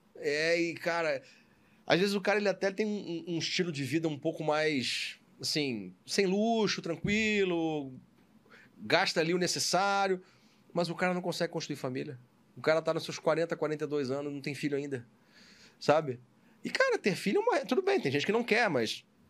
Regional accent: Rio de Janeiro, Brazil; also born or lived in São Paulo; eu sou do aqui do Rio de Janeiro, nascido e criado aqui

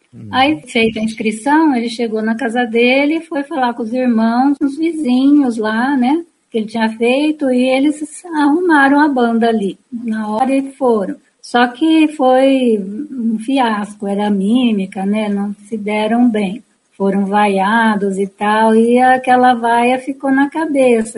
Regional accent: Piracicaba, São Paulo, Brazil; Eu sou aqui de Piracicaba

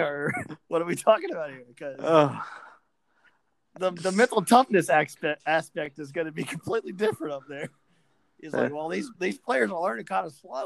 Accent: Memphis, Tennessee, United States; moved away; I'm from Memphis

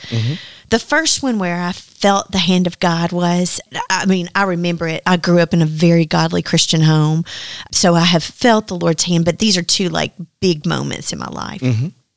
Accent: Dyersburg, Tennessee, United States; I was from Dyersburg

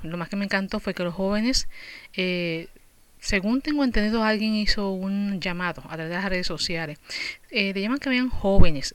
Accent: Puerto Rico; now in United States; yo soy de Puerto Rico

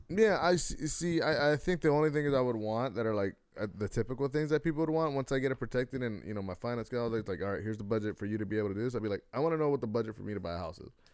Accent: United States; I'm American

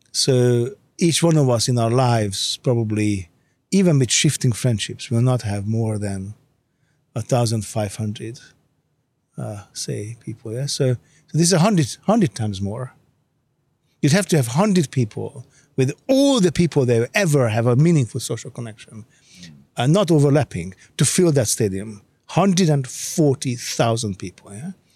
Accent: Hungary; English is a second language; moved away; I grew up in Hungary

